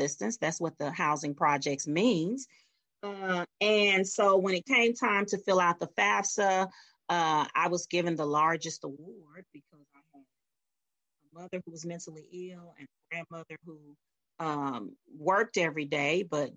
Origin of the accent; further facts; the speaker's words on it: Meridian, Mississippi, United States; moved away; I was born and raised in Meridian, Mississippi